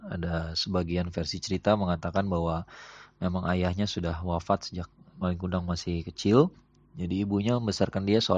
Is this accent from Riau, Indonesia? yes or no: no; West Sumatra, Indonesia; Ini ada sebuah kisah legenda yang yang sangat terkenal kalau menurut saya sih ya dari kampung halaman saya di Sumatera Barat.